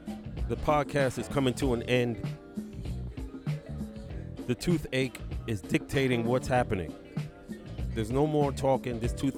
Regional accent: New York City, New York, United States; Brings me back to when I grew up in Brooklyn.

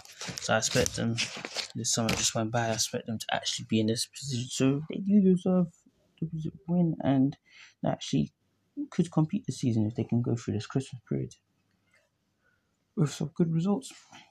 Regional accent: Syria; Like talking about my home country, Syria, and talking about England

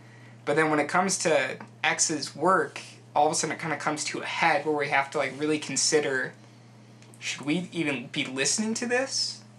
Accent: Utah, United States; growing up in Utah County, like the whitest of whitest places

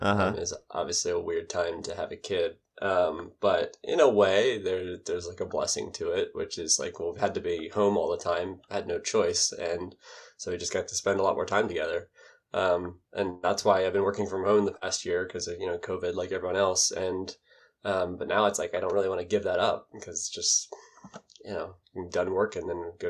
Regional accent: Baltimore, Maryland, United States; born there; I think I was born in Baltimore, Maryland.

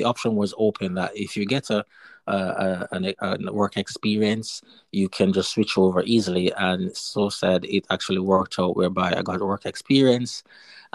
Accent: Westmoreland, Jamaica; moved away as an adult; also born or lived in East Midlands, United Kingdom; now in United Kingdom; I'm originally from Jamaica. The cool, nice tourist attraction parish, which is Westmoreland

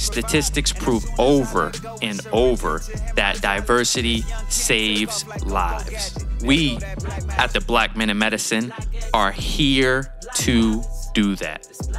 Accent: Boston, Massachusetts, United States; moved away as an adult; also born or lived in Stanford, California / Minnesota; now in Ohio, United States; I was born in Boston, Massachusetts.

